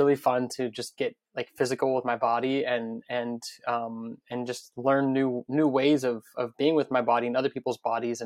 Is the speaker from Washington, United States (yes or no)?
no; Las Vegas, Nevada, United States; now in Brooklyn, United States; I grew up in Las Vegas.